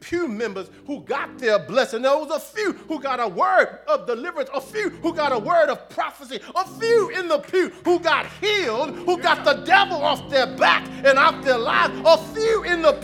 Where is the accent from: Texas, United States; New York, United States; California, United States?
Texas, United States; Houston; when I was growing up in Houston